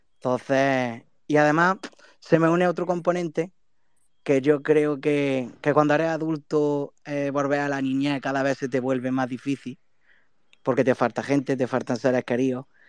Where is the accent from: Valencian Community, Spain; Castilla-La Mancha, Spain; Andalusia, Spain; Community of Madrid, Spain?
Andalusia, Spain; Andújar; mi pueblo, Anduja